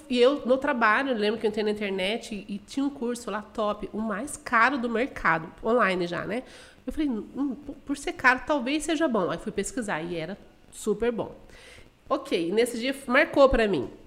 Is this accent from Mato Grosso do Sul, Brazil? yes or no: yes; Dourados, Mato Grosso do Sul, Brazil; also born or lived in Guarulhos; eu sou de Guarulhos, São Paulo, nasci lá, porém a minha família veio para Mato Grosso do Sul, eu ainda era criança, eu tinha seis anos mais ou menos.